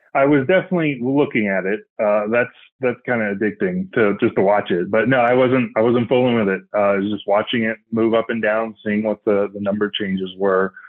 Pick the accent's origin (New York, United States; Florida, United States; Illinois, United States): Florida, United States; Northwest; now in Colorado, United States; currently living in Colorado, uh, grew up in Florida. So, Northwest Florida, so the Alabama part of Florida